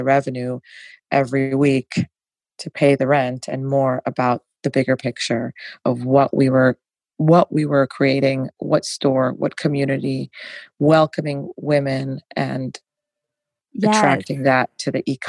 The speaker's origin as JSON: {"language": "English", "region": "New York", "country": "United States", "said": "So I'm from New York. It would have to be authentic."}